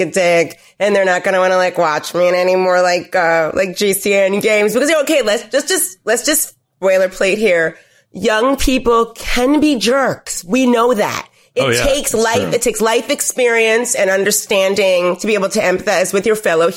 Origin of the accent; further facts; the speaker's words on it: New York City, New York, United States; I'm from New York City